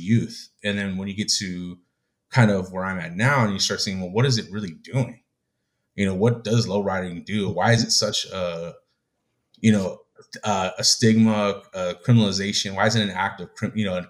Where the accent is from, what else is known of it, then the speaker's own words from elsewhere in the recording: United States; me, myself, as, you know, as Mexican American Chicano